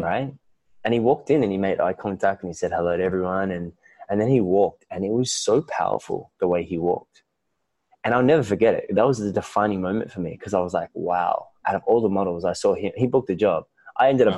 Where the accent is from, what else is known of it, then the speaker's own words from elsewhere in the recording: Melbourne, Victoria, Australia; moved away as an adult; now in Bali, Indonesia; I was born and raised in Melbourne, Australia.